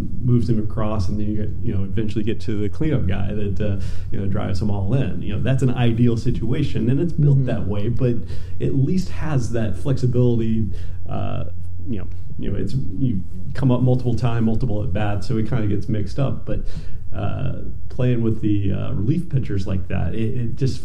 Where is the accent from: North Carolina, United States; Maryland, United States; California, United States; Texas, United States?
North Carolina, United States; I grew up in North Carolina